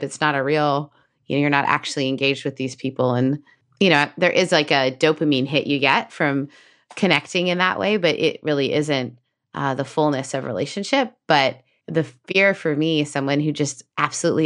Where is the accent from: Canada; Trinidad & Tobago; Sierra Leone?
Canada; as a Canadian